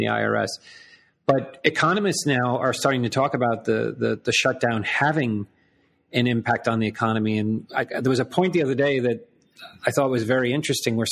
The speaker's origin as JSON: {"language": "English", "country": "United States", "said": "as an American"}